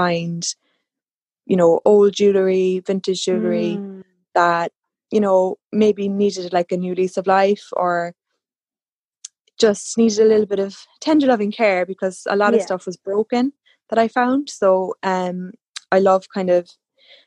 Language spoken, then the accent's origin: English; Cork, Munster, Ireland; I'm from Cork, County Cork in Ireland